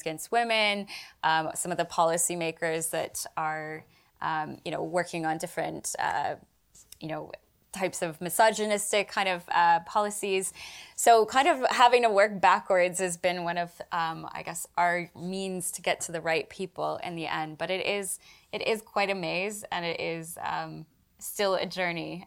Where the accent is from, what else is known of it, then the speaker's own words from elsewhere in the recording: Canada; now in United Kingdom; myself as a Canadian